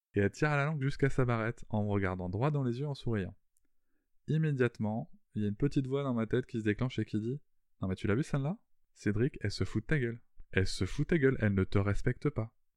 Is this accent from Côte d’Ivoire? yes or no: no; France